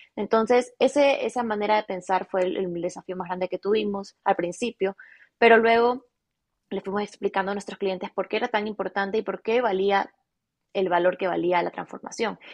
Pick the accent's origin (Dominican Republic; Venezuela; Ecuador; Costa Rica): Ecuador; Guayaquil, Guayas; nací en Guayaquil, en Ecuador, toda mi vida he vivido en Ecuador